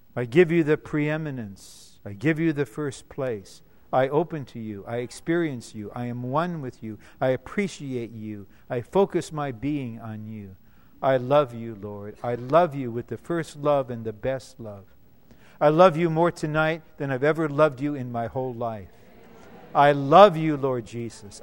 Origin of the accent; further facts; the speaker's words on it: Detroit, Michigan, United States; I'm blue collar. I'm from Motown. Okay, I'm from Motown. I'm from Motor City